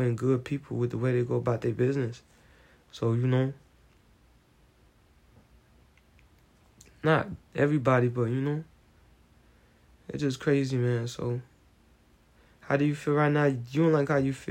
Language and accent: English; United States; I'm American